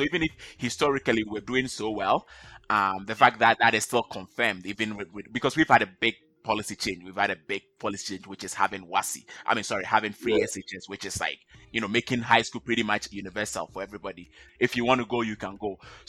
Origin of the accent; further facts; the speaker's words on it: Ghana; now in Canada; So I'm originally from Ghana. I live in Canada